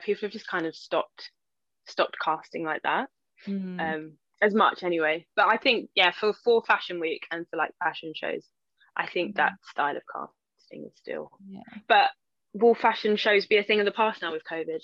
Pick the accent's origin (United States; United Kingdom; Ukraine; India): United Kingdom; London; I'm like from East London